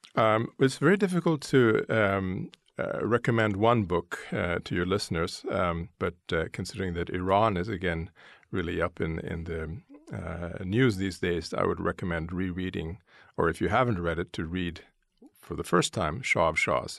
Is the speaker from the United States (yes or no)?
no; Vancouver, British Columbia, Canada; moved away; also born or lived in Brussels; I grew up in Vancouver in British Columbia in Canada